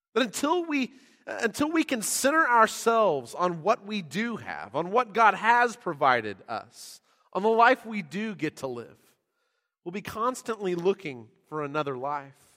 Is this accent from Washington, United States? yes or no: no; San Diego, California, United States; now in Texas, United States; I grew up in San Diego